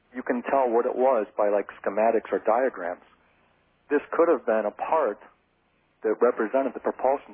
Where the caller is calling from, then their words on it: Plainfield, Illinois, United States; I'm calling from Plainfield, Illinois.